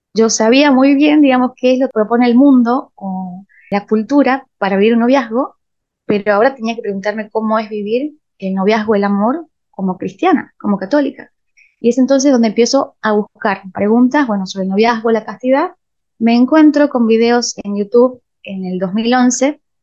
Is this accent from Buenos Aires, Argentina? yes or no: no; Rosario de la Frontera, Salta, Argentina; moved away as an adult; also born or lived in San Miguel de Tucumán; yo me mudo a San Miguel de Tucumán, porque nací en Rosario de la Frontera